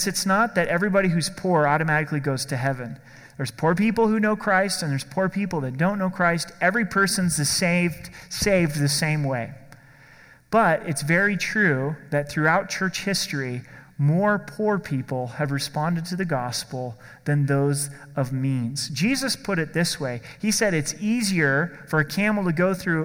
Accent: Oregon, United States; In my home state of Oregon

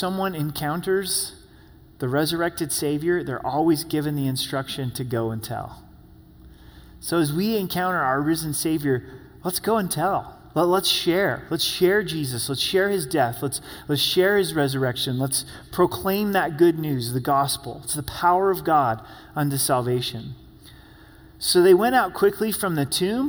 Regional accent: Oregon, United States; I'm from Oregon

